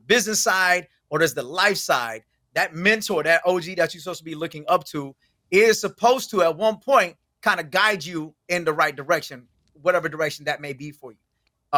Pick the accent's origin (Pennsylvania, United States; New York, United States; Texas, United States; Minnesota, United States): Texas, United States; Houston; moved away; I'm from Houston originally